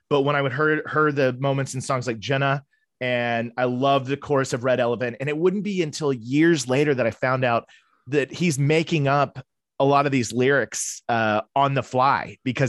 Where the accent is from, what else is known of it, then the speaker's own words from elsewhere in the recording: Tulsa, Oklahoma, United States; I'm originally from Tulsa, Oklahoma, and that's where I was born and raised, which is not a place that I get back to often. I moved away